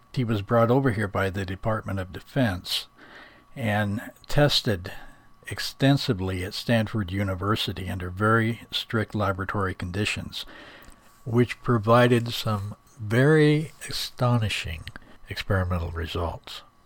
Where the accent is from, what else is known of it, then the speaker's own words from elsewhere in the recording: Ireland; I'm a druid from Ireland